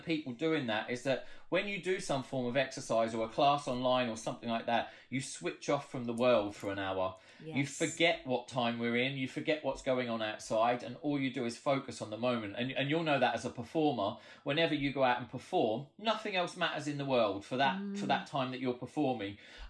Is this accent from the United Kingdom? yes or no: yes; Ipswich, East of England, United Kingdom; I'm from Ipswich, and my parents used to teach at the local dance school. And so I was always there from birth.